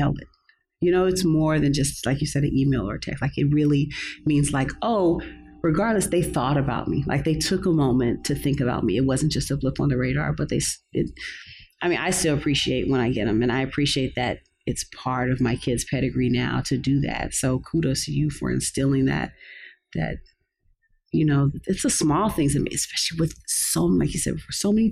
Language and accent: English; Los Angeles, California, United States; I grew up here. I'm a native LA chick. I grew up in View Park, which was near Baldwin Hills